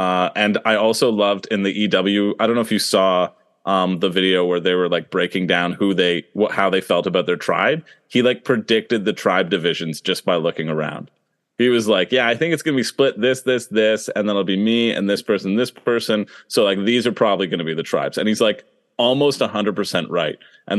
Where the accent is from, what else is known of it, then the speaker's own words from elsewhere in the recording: Canada; And I was like, hey, I'm Canadian. What the heck? You didn't put us on season 43.